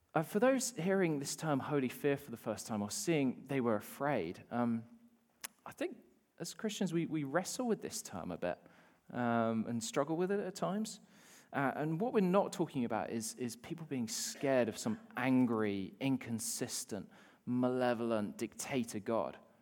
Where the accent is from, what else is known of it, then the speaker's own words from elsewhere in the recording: Bath, South West England, United Kingdom; now in New Zealand; I probably walked past you when I was growing up